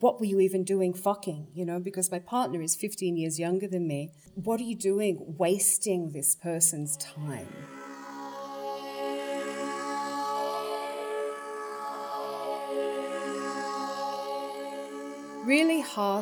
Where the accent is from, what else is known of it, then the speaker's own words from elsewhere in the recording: Tasmania, Australia; growing up in Tasmania